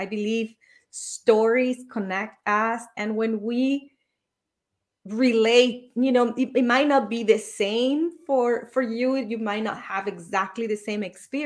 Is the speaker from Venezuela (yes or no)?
yes; Venezuela; moved away; I was born and raised in Venezuela.